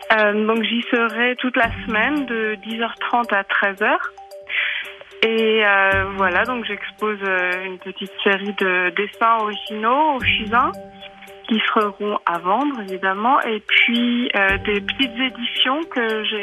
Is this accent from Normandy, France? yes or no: yes; Cherbourg, Normandy, France; moved away as an adult; now in Switzerland; je suis artiste peintre, je suis d'origine de Cherbourg et je vis en Suisse depuis quelques années.